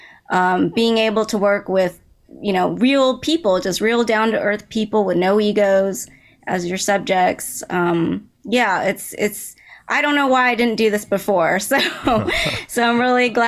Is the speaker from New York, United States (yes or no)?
no; Dallas, Texas, United States; I grew up in Dallas, Texas